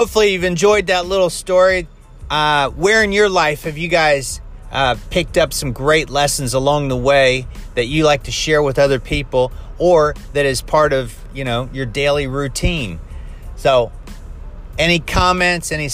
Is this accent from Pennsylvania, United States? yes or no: no; Ohio, United States; I grew up in Midwest America, and we had, in the state of Ohio, wintertime, lots of snow